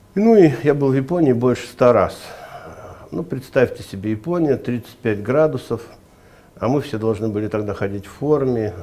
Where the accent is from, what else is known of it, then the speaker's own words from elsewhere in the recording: Ufa, Bashkortostan, Russia; now in Moscow, Russia; я родился в Башкирии, в Уфе